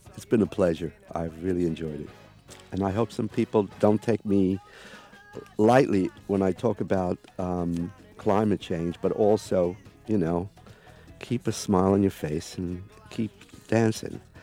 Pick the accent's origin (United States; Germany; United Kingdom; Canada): United Kingdom; England; I come from England